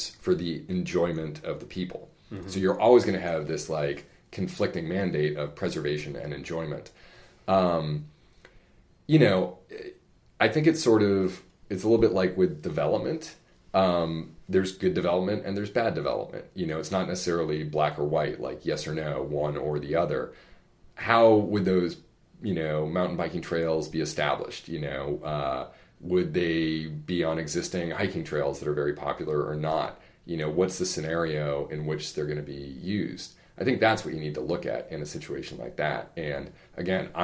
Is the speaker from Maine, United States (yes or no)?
yes; Bangor, Maine, United States; I was born and raised in Bangor, Maine